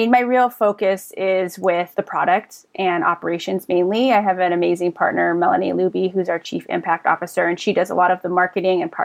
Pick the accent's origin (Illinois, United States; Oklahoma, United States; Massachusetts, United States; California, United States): California, United States; Pasadena; also born or lived in San Diego; I was born in Pasadena and just grew up here, went as far as San Diego for college and came right back up